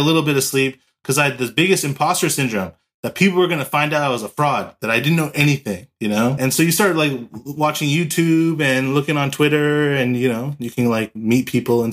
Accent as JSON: {"language": "English", "town": "Los Angeles", "region": "California", "country": "United States", "tie": "born or raised there", "also_born_or_lived": "San Diego", "said": "So I'm from Los Angeles, California. Born and raised here in California"}